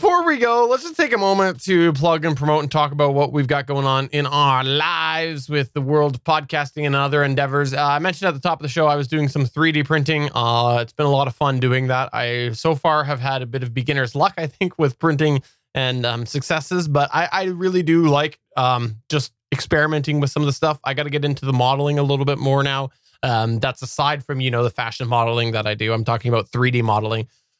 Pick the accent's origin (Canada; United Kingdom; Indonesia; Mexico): Canada; I'm Canadian.